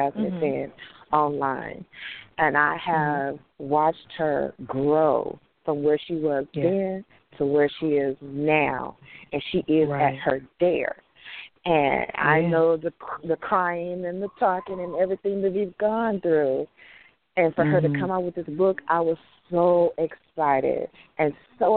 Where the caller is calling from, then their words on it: Houston, Texas, United States; I'm calling from Houston